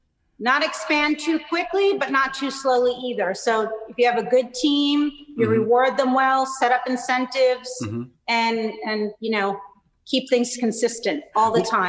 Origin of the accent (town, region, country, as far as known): Naples, Campania, Italy